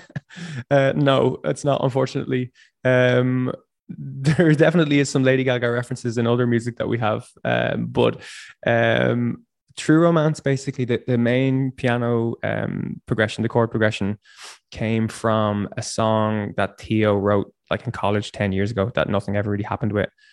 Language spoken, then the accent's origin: English; Dundalk, Leinster, Ireland; moved away as an adult; also born or lived in Dublin; now in Berlin, Germany; I grew up in in near Dundalk, and I've been I've been living in Dublin for ten years.